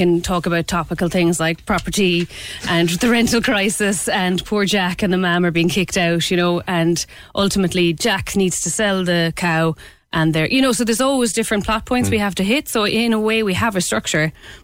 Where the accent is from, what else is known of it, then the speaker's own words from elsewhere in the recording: Clare, Munster, Ireland; moved away as an adult; now in Cork, Ireland; originally I'm from Clare and we didn't have panto as such when growing up